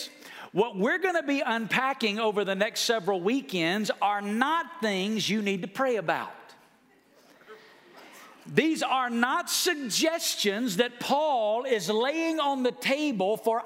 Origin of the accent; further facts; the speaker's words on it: Alabama, United States; moved away as an adult; now in Las Vegas, United States; I'm from Alabama.